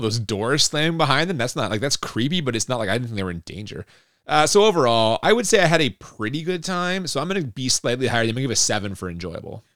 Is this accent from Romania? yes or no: no; Canada; we're Canadian